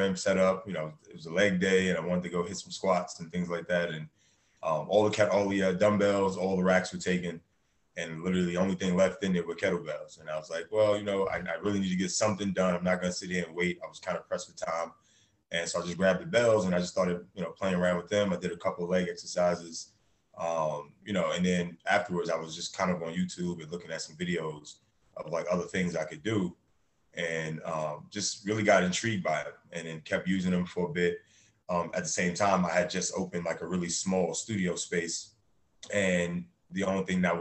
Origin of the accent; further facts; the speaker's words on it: New York City, New York, United States; I grew up in a Harlem